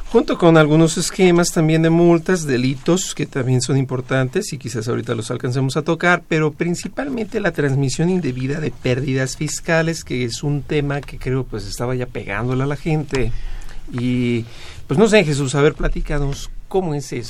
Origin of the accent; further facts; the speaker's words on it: Mexico; somos de México